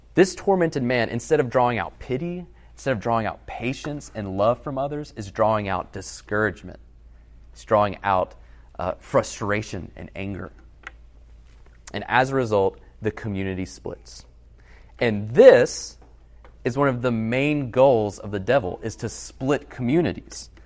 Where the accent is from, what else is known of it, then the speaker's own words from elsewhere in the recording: Alabama, United States; moved away as an adult; also born or lived in Massachusetts; I'm from Alabama